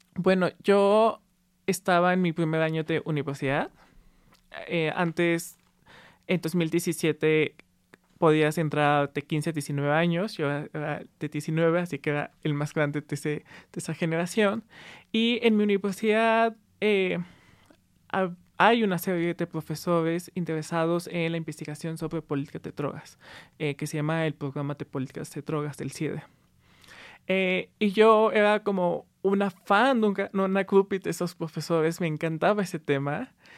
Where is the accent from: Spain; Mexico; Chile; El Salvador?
Mexico; Aguascalientes; Sí, crecí en Aguascalientes, que para los que no conozcan es un estado en el centro eh, del país